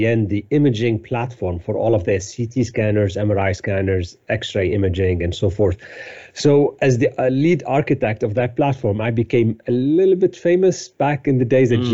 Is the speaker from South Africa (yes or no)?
no; Beirut, Beirut Governorate, Lebanon; moved away as an adult; also born or lived in Cyprus / France / Paris / Salt Lake City; I was born in Lebanon, in Beirut, in the late 60s. Unfortunately, the war started in Lebanon in 1975, and I was still at a young age. So I barely remember my life before war, basically. So I kind of grew up during the war in Lebanon.